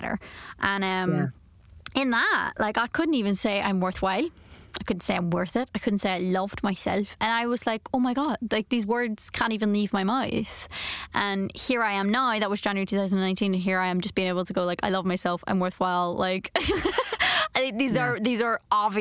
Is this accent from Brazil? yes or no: no; Ireland; I'm Irish